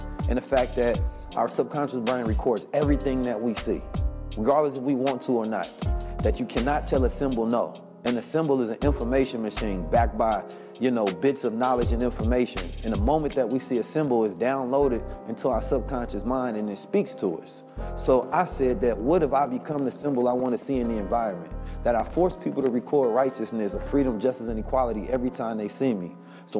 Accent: Oakland, California, United States; I grew up in Oakland, California. It was damn near just a black Muslim mafia

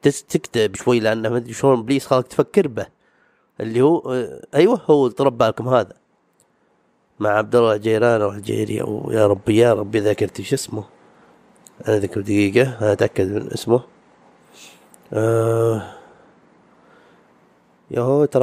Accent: Saudi Arabia; حق ديرتنا حق الديره يعني السعوديه

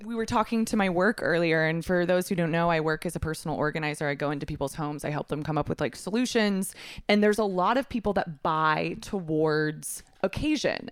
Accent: Texas, United States; I'm from Texas.

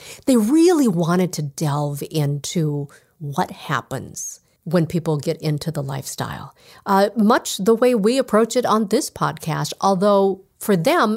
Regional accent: Minnesota, United States; my home state of Minnesota

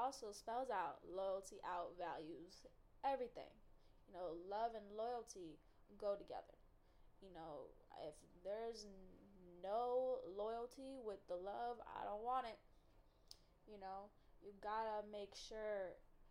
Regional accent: Chicago, Illinois, United States; I'm from Chicago

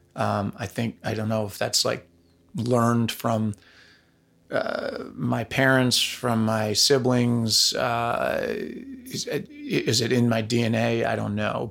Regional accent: Pound Ridge, New York, United States; I grew up in Pound Ridge, New York, which is in Westchester County, about an hour north of New York City

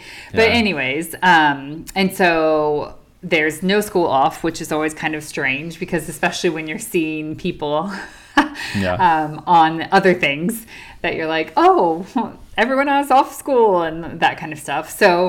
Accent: United States; now in United Kingdom; as an American to celebrate Thanksgiving in a different country. Specifically, we are in the United Kingdom.

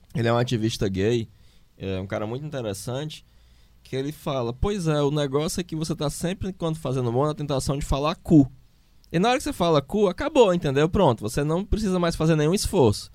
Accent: Fortaleza, Ceará, Brazil; Na nossa escola lá, um professor de biologia, em uma escola de elite fortalezense

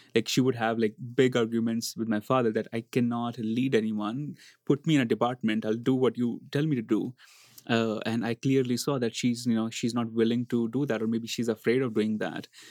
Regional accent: India; moved away as an adult; Growing up in India

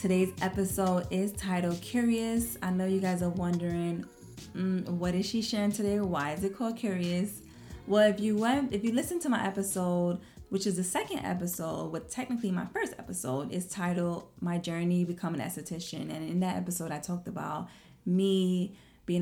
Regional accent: New York City, New York, United States; I'm from Brooklyn

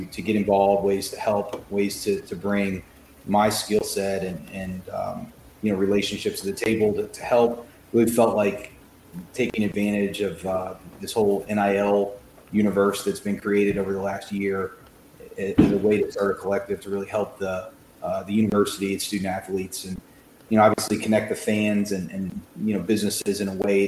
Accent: Louisville, Kentucky, United States; I'm a Louisville guy, born and raised in Louisville.

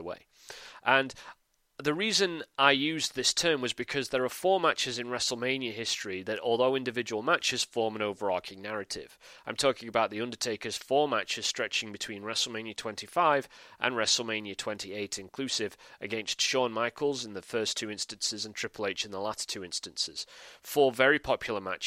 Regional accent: United Kingdom; I'm a Brit, as you can probably tell from the accent

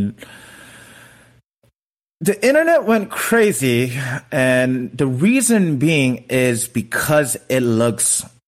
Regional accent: United States; I'm Korean American.

